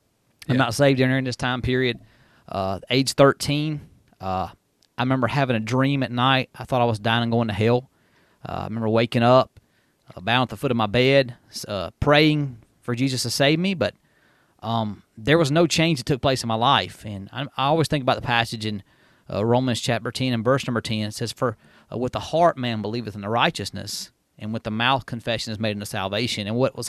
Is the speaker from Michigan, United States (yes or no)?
no; Union, South Carolina, United States; Yeah, I was actually born, of course, in the small town of Union, South Carolina. I grew up there in Welcome. I was born in Mary Black Hospital in Spartanburg, but I was raised in Union, South Carolina.